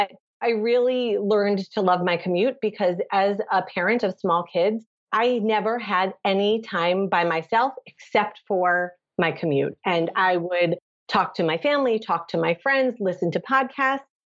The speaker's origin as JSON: {"language": "English", "country": "United States", "tie": "born or raised there", "also_born_or_lived": "Maryland / Israel / Ann Arbor, Michigan", "moved": "as an adult", "lives_now": "Windsor, Canada", "said": "I grew up right outside of Washington, D.C."}